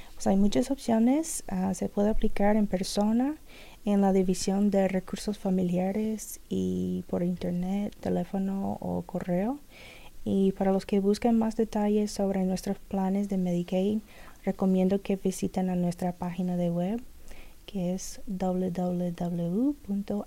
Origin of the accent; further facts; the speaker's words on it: Kentucky, United States; Spanish is a second language; moved away as an adult; now in Jeffersonville, United States; yo vivo en Jeffersonville, Indiana, pero me crecí en Kentucky y toda mi familia es de Kentucky